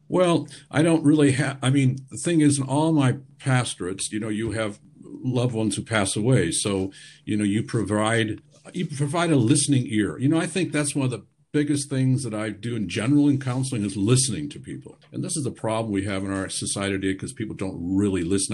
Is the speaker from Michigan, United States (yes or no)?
yes; Michigan, United States; now in Germany; I'm from Michigan